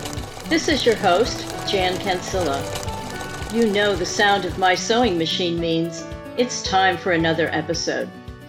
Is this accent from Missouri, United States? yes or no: yes; Missouri, United States; moved away; I'm originally from Missouri and I have family in Kansas City